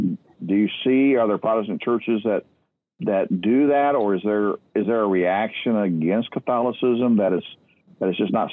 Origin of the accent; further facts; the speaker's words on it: Midwest, United States; we're all from the Midwest, except for Joyce.